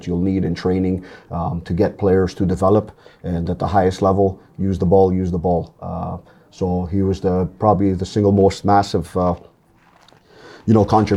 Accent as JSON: {"language": "English", "town": "Toronto", "region": "Ontario", "country": "Canada", "tie": "born or raised there", "said": "just being at the parks down in East York. That's where I grew up in Toronto"}